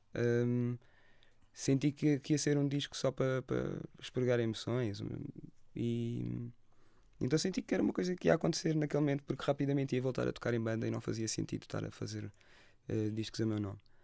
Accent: Lagos, Algarve, Portugal; eu cresci em Lagos

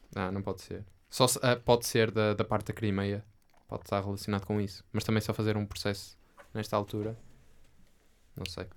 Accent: Portugal; Mas não me identifico com muitas coisas portuguesas. Mas sou português

